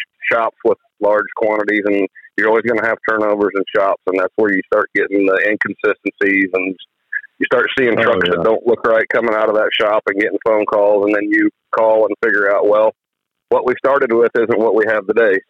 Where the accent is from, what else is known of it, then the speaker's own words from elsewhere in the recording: South Dakota, United States; born there; I tell people I was born in South Dakota